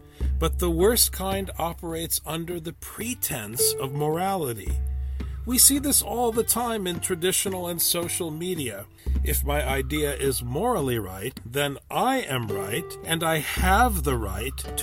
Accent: Midwest, United States; growing up in the Midwest

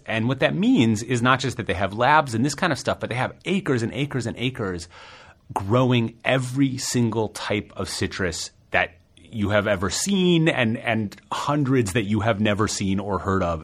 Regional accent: New York, United States; as a New Yorker

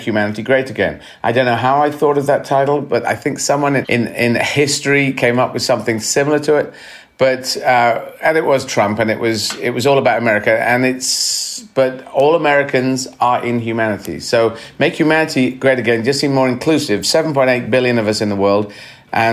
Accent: Aden, Yemen; And I was born in Yemen. I was lucky enough to be born in the city of Aden

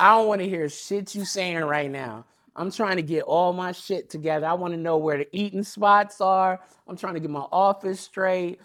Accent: Long Beach, California, United States; I'm from Long Beach. I'm from the west side of Long Beach in Springdale

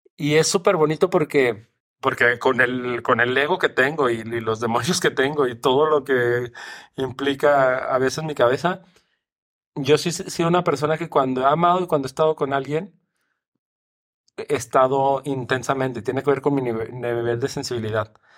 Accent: Mexico; mi país

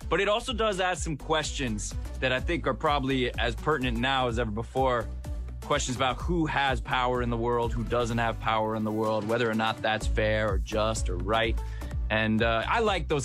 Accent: Southern California, United States; I was born and raised in Southern California

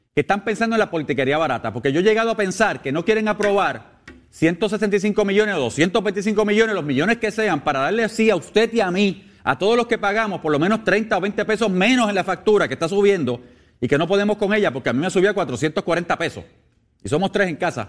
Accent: Puerto Rico; como puertorriqueño

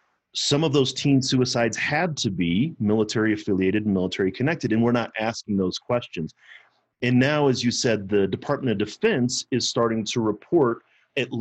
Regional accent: Missouri, United States; now in Colorado, United States; I'm from Missouri.

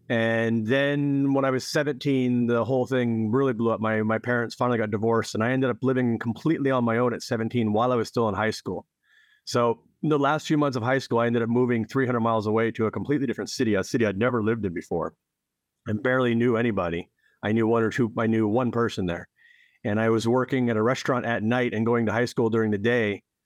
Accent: Edinburgh, Pennsylvania, United States; moved away; also born or lived in Erie; Well, I grew up in Northwest Pennsylvania, as we discussed, actually a town called Edinburgh, which is a small town and sister city of Edinburgh, Scotland, and also Erie, which is a nearby city. But I left Pennsylvania in 1994.

